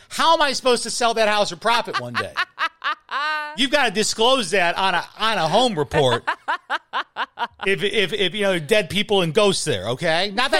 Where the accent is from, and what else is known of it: Midwest, United States